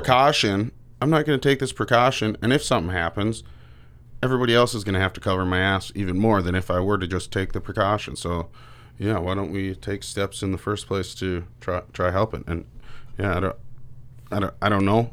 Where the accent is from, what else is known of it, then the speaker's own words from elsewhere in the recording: Roswell, United States; growing up here in Roswell, we're ten miles from Canada.